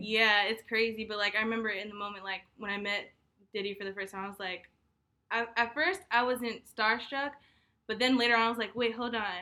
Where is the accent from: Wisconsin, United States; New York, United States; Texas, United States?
New York, United States; moved away as an adult; also born or lived in Hampton, Virginia; I am a junior strategic communications major here at Hampton University, and I'm from New York